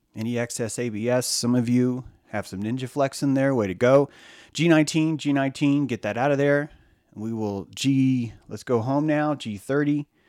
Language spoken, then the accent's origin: English; the South, United States; growing up in the South